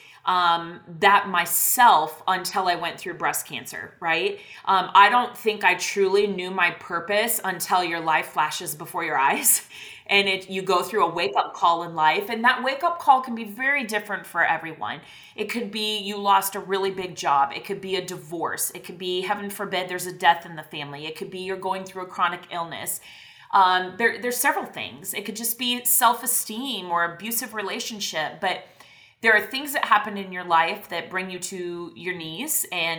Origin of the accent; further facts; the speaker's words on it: Iowa, United States; moved away as an adult; now in Texas, United States; I grew up in Iowa, out in the middle of a cornfield.